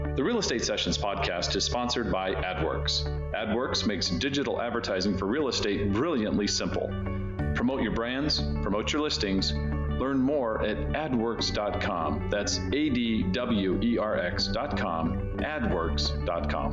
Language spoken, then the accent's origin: English; San Diego, California, United States; I grew up in California and San Diego